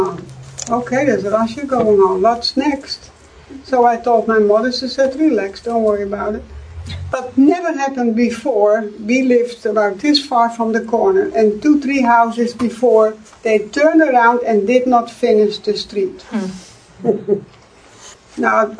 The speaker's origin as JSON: {"language": "English", "country": "Netherlands", "tie": "born or raised there", "moved": "yes", "said": "I'm from Holland"}